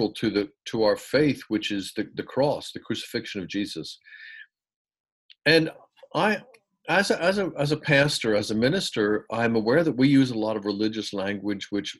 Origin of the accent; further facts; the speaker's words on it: United States; moved away as an adult; also born or lived in England; I was brought up in the United States in a very evangelical Protestant home.